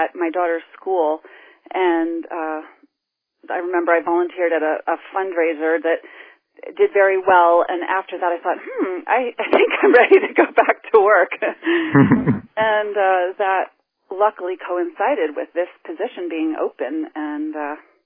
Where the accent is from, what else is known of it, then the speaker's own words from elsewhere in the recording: New England, United States; also born or lived in New York City / Philadelphia area; now in Northampton, United States; I grew up in New England